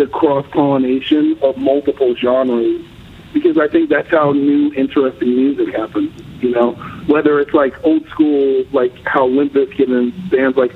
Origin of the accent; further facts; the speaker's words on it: New York City, New York, United States; now in Los Angeles, United States; I grew up in New York City, in Brooklyn, and in a kind of working class family